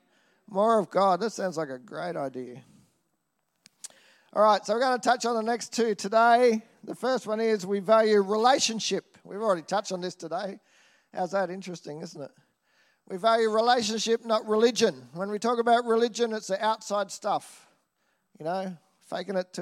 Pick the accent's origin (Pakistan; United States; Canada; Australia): Australia; Nambour, Queensland; I grew up in Nambour. I grew up around paddocks.